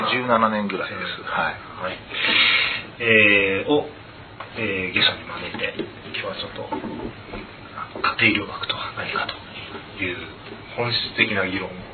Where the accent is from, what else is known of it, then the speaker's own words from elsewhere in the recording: Tokyo, Japan; 僕生まれたのが都立豊島病院なのでえー、ちょうどあの辺りですね東上線の大山という駅るんですけどその近くであの辺でずっと育ってました